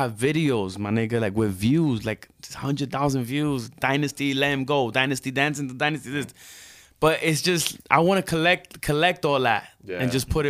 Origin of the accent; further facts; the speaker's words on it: New York City, New York, United States; also born or lived in Puerto Rico; I was born in Puerto Rico. I came from Puerto Rico to Jamaica, Queens, when I was 3 years old. So I was the only Dominican Puerto Rican there in Jamaica, Queens, nigga. I lived in the hood, like the hood